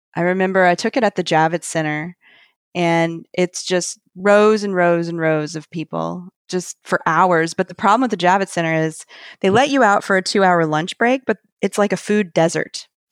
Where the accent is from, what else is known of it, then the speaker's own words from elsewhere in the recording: Montgomery, Alabama, United States; moved away as an adult; also born or lived in Athens, Georgia / New York; now in New Orleans, United States; my hometown of Montgomery, Alabama